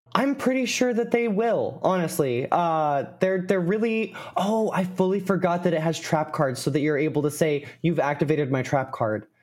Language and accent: English; United States; I am American